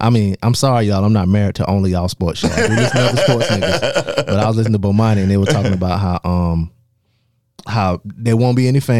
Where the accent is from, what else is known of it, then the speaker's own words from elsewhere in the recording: Darlington, South Carolina, United States; I'm from Darlington, South Carolina.